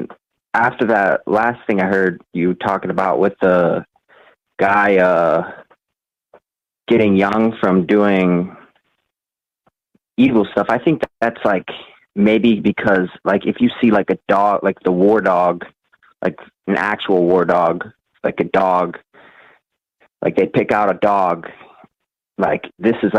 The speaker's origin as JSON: {"language": "English", "region": "Iowa", "country": "United States", "said": "I'm from Iowa"}